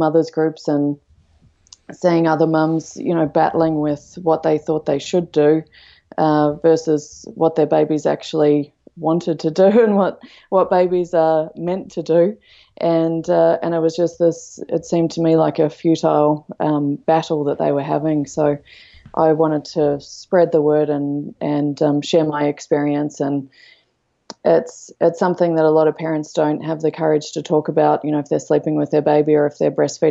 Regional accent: Australia; moved away as an adult; also born or lived in London, United Kingdom; now in Canada; I'm originally from Australia

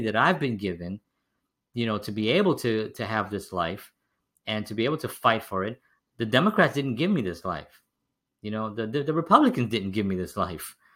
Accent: New York City, New York, United States; I grew up in the South Bronx

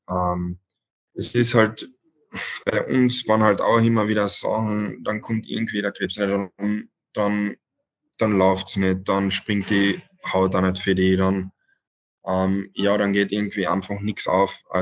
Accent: Villach, Carinthia, Austria; Und natürlich in Villach, wo ich eigentlich wirklich aufgewachsen bin in der Halle, so viel Stunden verbracht habe

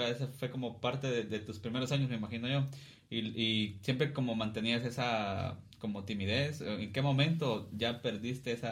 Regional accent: Cuilapa, Santa Rosa, Guatemala; Y yo también soy de acá de Cuilapa.

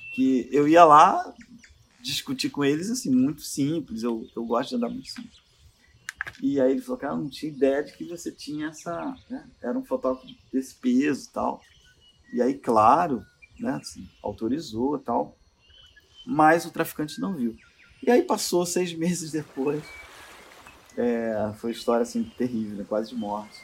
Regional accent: Rio de Janeiro, Brazil; perigoso que perigoso é onde eu estou, de onde eu venho

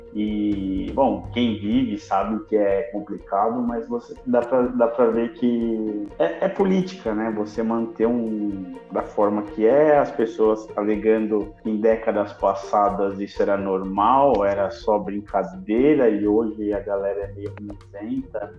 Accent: São Paulo, Brazil; paulista, atualmente morando no interior de São Paulo, mas prestes a voltar para capital

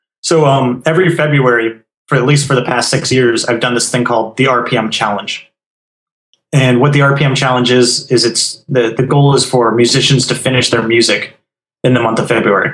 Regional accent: Arizona, United States; now in Florida, United States; I come from Arizona

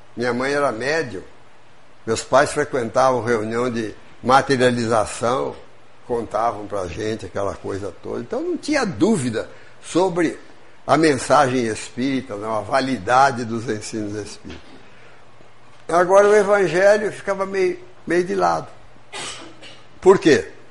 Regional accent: São Paulo, Brazil; moved away as an adult; now in Juiz de Fora, Brazil; Eu sou do estado de São Paulo, sou mineiro adotivo

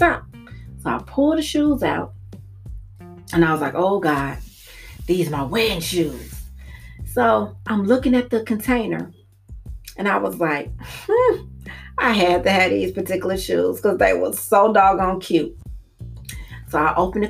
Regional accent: Maywood, Illinois, United States; I'm from Maywood

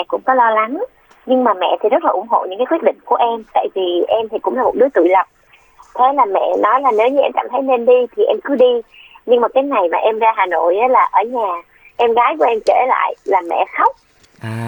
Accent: Vung Tau, Ba Ria-Vung Tau, Vietnam; moved away; vũng tàu là quê của

